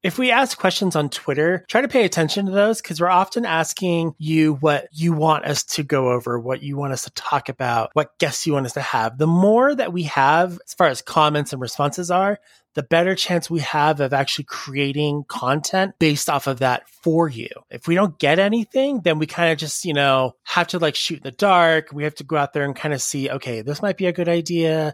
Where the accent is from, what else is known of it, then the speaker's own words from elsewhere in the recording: Salt Lake City, Utah, United States; I am essentially from Salt Lake City, Utah